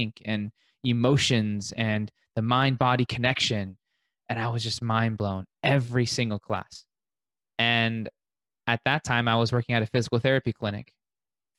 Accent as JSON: {"language": "English", "town": "Las Vegas", "region": "Nevada", "country": "United States", "tie": "born or raised there", "said": "born and raised in Vegas, one of those rare unicorns, haven't left."}